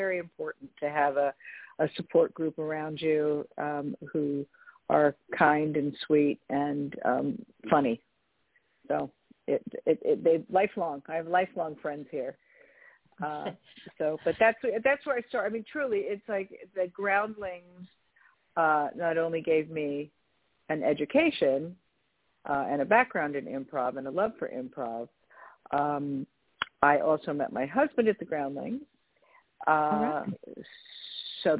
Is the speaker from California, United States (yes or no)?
yes; California, United States; also born or lived in San Francisco / Los Angeles; I'm from California originally